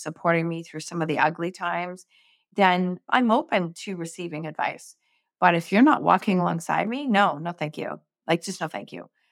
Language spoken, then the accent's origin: English; Canada; I'm from Canada, so we have, like, huge arenas